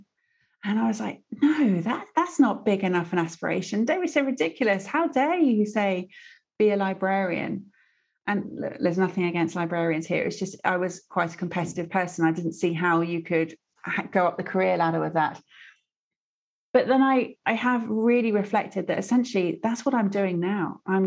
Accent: Stratford-upon-Avon, West Midlands, United Kingdom; I grew up in Stratford-upon-Avon

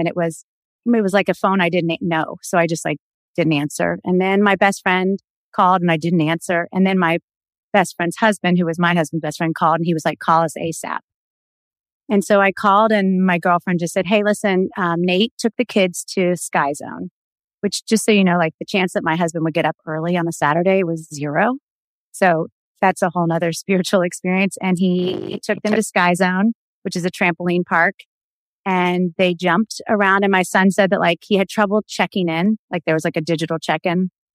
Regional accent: the South, Florida, United States; we grew up in the South where everybody was like kind of fundamentalist Christian

